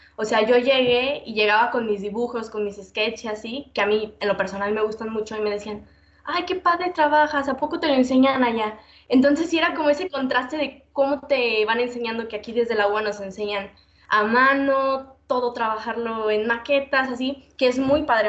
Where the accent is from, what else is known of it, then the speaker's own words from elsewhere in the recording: Mexico; De México.